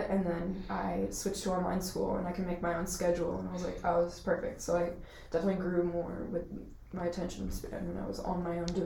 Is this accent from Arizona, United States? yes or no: yes; Wittmann, Arizona, United States; Wittmann, Arizona.